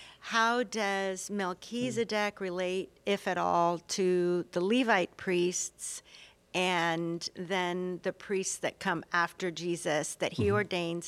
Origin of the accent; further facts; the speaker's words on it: San Antonio, Texas, United States; San Antonio, Texas.